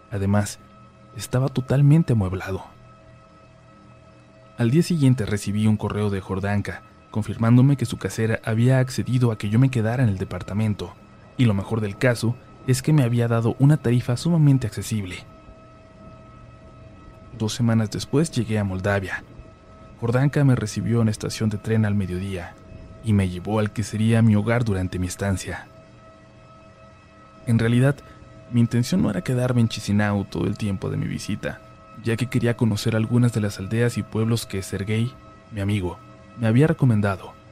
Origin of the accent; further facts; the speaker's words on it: Mexico; also born or lived in Budapest, Hungary; Soy mexicano, pero por mi trabajo como consultor he tenido la fortuna de viajar por muchas partes del mundo. Y también de haber vivido en varios países. Uno de estos fue Hungría, en el cual estuve por poco más de un año en el 2016.